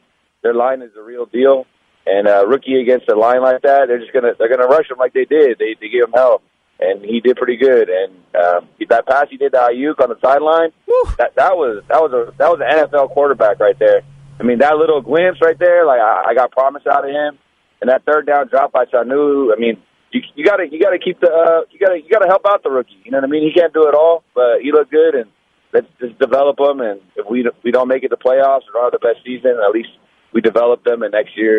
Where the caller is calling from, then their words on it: Richmond, United States; … in Richmond.